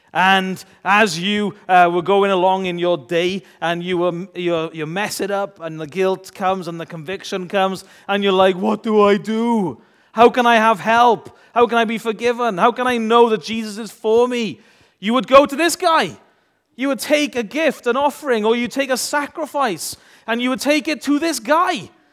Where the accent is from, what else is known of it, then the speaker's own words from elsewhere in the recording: United Kingdom; we're British